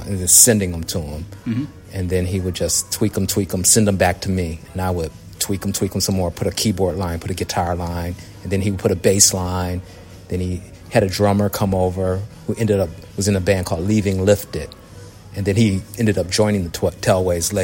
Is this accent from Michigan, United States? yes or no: yes; Detroit, Michigan, United States; Grew up, born and raised in Detroit, raised on soul music from my mom, my dad